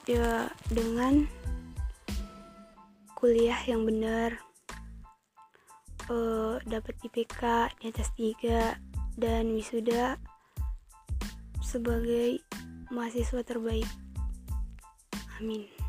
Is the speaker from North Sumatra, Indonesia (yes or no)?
yes; Sidikalang, North Sumatra, Indonesia; born there; Aku lahir di Tanjung Ringin, Sidikalang, Sumatera Utara 15 Maret 2003